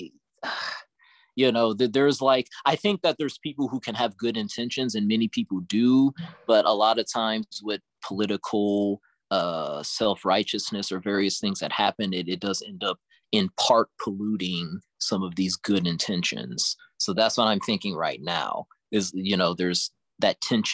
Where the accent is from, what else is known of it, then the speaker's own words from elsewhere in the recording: United States; I'm born and raised American